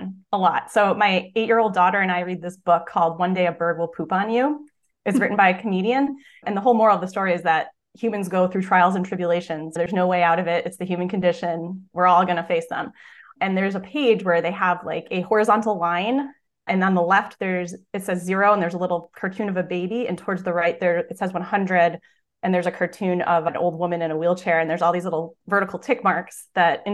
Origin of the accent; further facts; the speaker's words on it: just outside of Milwaukee, Wisconsin, United States; I'm originally from Wisconsin, just outside of Milwaukee